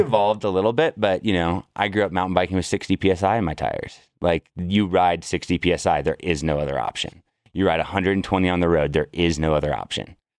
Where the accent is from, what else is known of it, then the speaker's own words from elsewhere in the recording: Berkeley, California, United States; also born or lived in San Francisco, California; I grew up in Berkeley, California